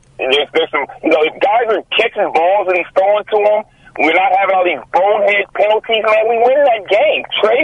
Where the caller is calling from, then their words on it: Fairfield, California, United States; calling from Fairfield.